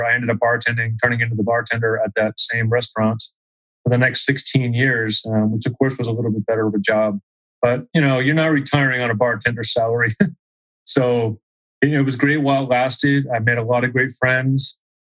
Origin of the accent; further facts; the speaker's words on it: Auburn, New Hampshire, United States; moved away as an adult; also born or lived in Philadelphia, Pennsylvania; now in Salt Lake City, United States; growing up in New Hampshire was great. I mean, it's a great place to grow up